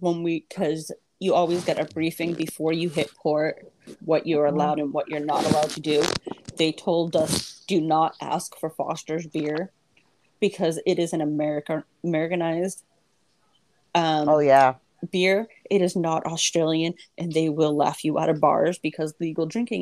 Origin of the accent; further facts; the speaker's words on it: New England, United States; I'm so from New England, and I call it a rotary.